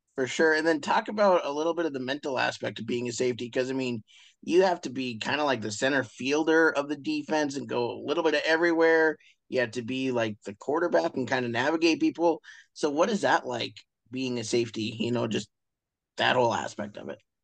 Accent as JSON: {"language": "English", "region": "Montana", "country": "United States", "said": "those of us from Montana"}